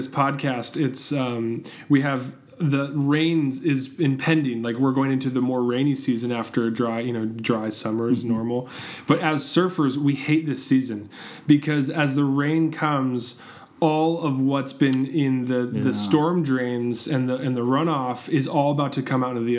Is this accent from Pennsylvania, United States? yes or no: no; Southern California, United States; I grew up here in Southern California.